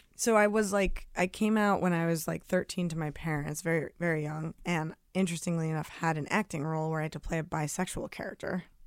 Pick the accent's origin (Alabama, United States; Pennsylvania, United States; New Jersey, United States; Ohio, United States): New Jersey, United States; also born or lived in Brooklyn, New York; I was born in Brooklyn, raised outside the city in Jersey, but, like, a half hour